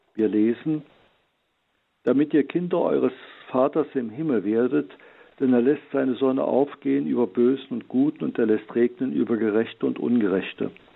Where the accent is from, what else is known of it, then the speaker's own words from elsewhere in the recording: Heilbad Heiligenstadt, Thuringia, Germany; meiner Heimatstadt Heiligenstadt im Eichsfeld